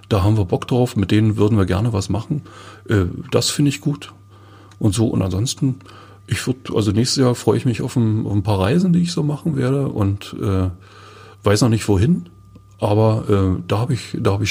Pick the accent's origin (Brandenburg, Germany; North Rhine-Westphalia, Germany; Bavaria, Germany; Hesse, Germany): Brandenburg, Germany; Forst; ich komme aus Forst. In Forst gab es eine, dann hat sich VEB Forstaturfabriken, die hatten 20, 30, keine Ahnung wie viele äh, äh, verschiedene Fabriken